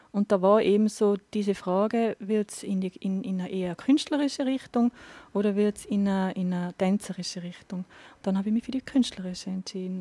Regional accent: Absam, Tyrol, Austria; moved away as an adult; also born or lived in Innsbruck / Linz / Barcelona; now in Inzersdorf, Austria; ich komme aus Tirol, bin eine äh, Hallerin, also Innsbruck-Land eigentlich. Bin ähm, jetzt aber schon über 20 Jahre

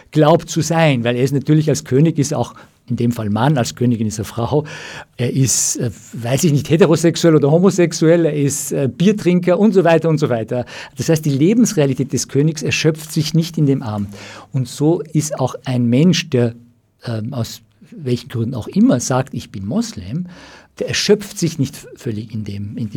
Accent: Iran; komme aus dem Iran, vielleicht äh, haben die Hörer von den, von den jüngsten Entwicklungen im Iran gehört

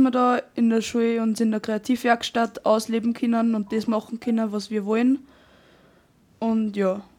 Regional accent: Oberschlierbach, Upper Austria, Austria; also born or lived in Steyr; Ähm, ich bin aus Oberschlierbach und bin aber in Steyr geboren.

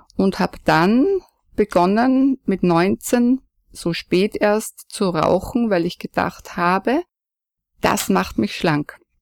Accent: foot of the Gaisberg, Salzburg, Austria; aufgewachsen bin ich am Fuße des Geisbergs neben einem Bauernhof

